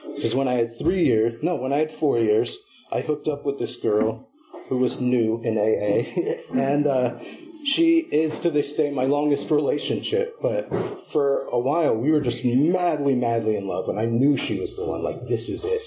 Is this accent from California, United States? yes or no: yes; Berkeley, California, United States; also born or lived in Humboldt County, California; I'm a Berkeley boy. Not born, but raised, you know? Like, I was born in Humboldt